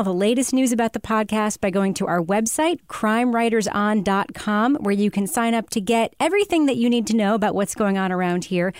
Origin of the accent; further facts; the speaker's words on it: Long Island, New York, United States; I'm from Long Island.